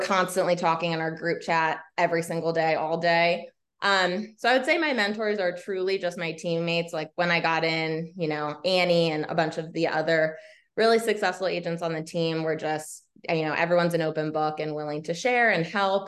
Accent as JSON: {"language": "English", "town": "Laurel", "region": "Maryland", "country": "United States", "tie": "born or raised there", "also_born_or_lived": "North Carolina", "lives_now": "Baltimore, United States", "said": "I am a Maryland native. I grew up in Laurel, Howard County."}